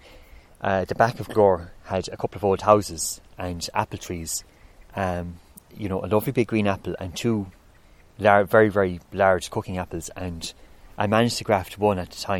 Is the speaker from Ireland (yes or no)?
yes; Kilmaley, near Ennis, County Clare, Ireland; I'm actually from Inch Kilmaley. I live between Inch and Kilnamona. It's just on the border. But yeah, so I'm from outside Ennis